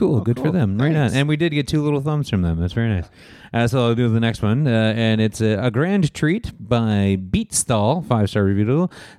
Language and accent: English; Toronto, Ontario, Canada; I'm from Toronto, was only about 7 at the time.